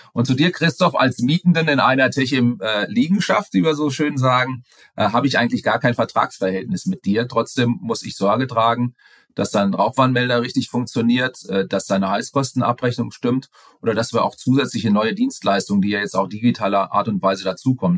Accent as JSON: {"language": "German", "town": "Frankfurt", "region": "Hesse", "country": "Germany", "said": "ich komme aus Frankfurt ursprünglich, äh, war viel unterwegs in der Welt, das auch sehr, sehr gerne, bin aber jetzt wieder doch im Frankfurter Raum"}